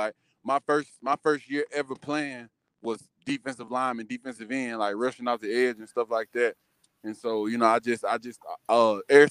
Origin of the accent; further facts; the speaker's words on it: Carrollton, Georgia, United States; I was born and raised in Carrollton, Georgia.